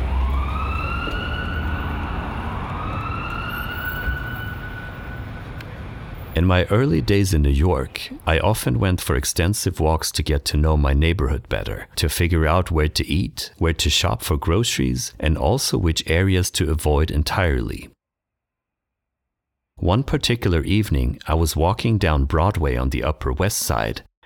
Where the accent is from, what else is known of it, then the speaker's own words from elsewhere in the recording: Stockholm, Stockholm County, Sweden; I'm a filmmaker from Stockholm, Sweden